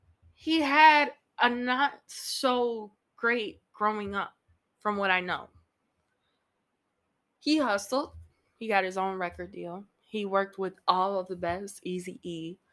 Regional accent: Midwest, United States; I know I'm from the Midwest, but West Coast is life for me.

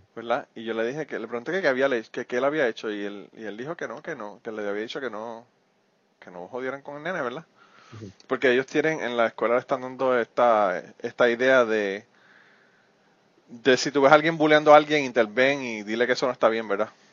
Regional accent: Puerto Rico; moved away; soy de Puerto Rico

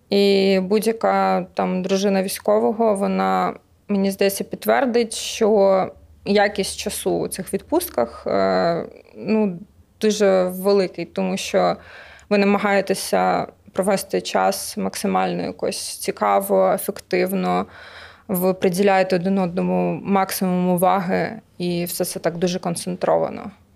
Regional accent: Lviv, Lviv Oblast, Ukraine; now in Kyiv, Ukraine; Я сама зі Львова.

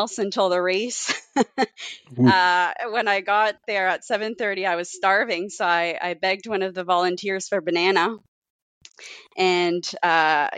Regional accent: Cape Breton, Nova Scotia, Canada; moved away; growing up in Cape Breton

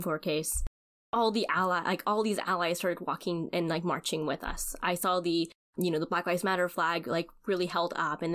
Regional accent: Arkansas, United States; I'm from Arkansas

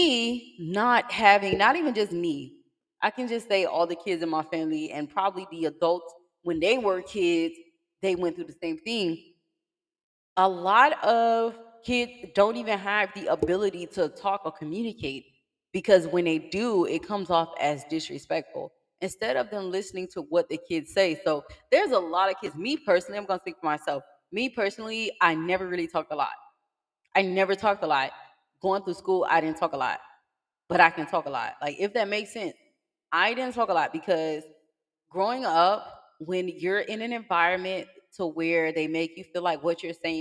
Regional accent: Miami, Florida, United States; I'm from Miami

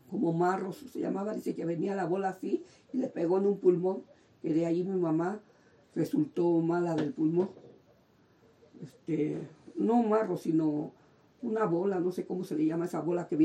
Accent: Tlalnepantla, State of Mexico, Mexico; Llegamos porque este, veníamos de Sonora, venía mi mamá y mi papá de Sonora, y fue cuando se establecieron ahí en, Tlanepantla. Y yo ya venía de dos años, pero yo nací en el DF

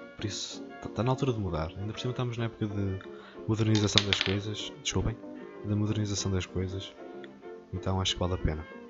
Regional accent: village between Moimenta and Tabuaço, Viseu, Portugal; A minha aldeia fica, faz, faz a ponte entre duas vilas, que é Moimenta e Tabasso, e a minha aldeia fica lá no meio

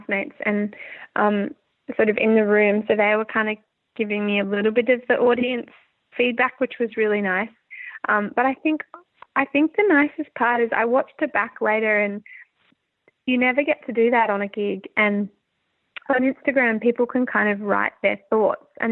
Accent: Brisbane, Queensland, Australia; moved away; I'm from Brisbane

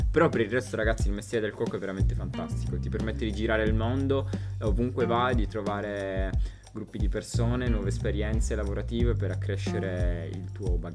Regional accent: Nuoro, Sardinia, Italy; Vengo da Nuoro.

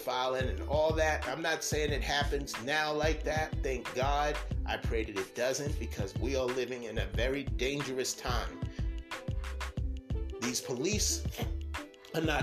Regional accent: United States; I'm American because I was born in this country

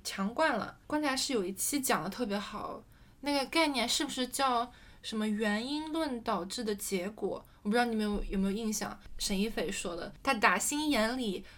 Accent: China; 我是国内长大的孩子

